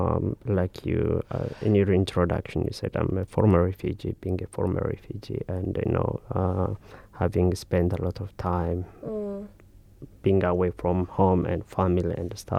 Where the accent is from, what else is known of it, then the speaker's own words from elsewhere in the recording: Ethiopia; moved away as an adult; now in New Zealand; I came from Ethiopia. I was born and raised in Ethiopia